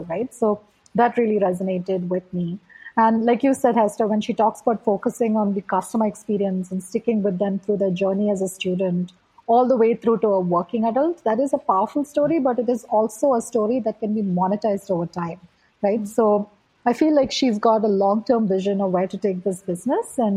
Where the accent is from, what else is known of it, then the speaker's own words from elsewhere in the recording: India; growing up in India